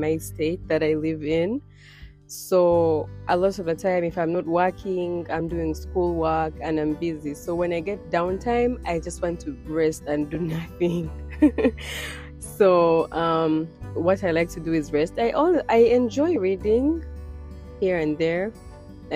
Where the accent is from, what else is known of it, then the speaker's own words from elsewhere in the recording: Kampala, Central Region, Uganda; now in United States; I was born and raised in Uganda, Kampala, Uganda. And I currently live in the United States.